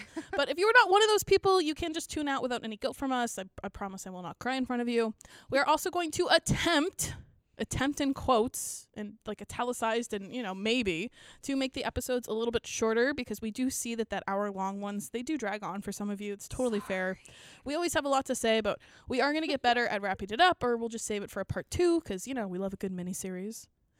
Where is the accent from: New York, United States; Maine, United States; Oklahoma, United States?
New York, United States; We're two librarians from Nopal in upstate New York, and you're listening to Raging Romantics.